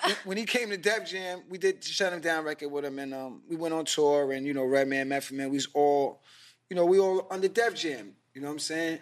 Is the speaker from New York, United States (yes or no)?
yes; New York City, New York, United States; I was from Queens, but I was going to Manhattan.